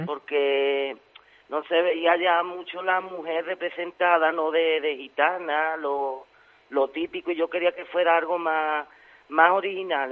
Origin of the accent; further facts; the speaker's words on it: Osuna, Andalusia, Spain; soy de Osuna